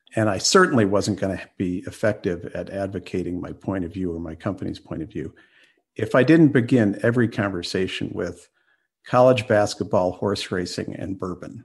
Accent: Washington, District of Columbia, United States; I grew up in Washington, D.C.

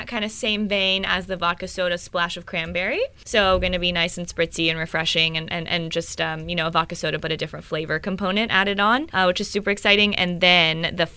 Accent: Texas, United States; I'm from Texas

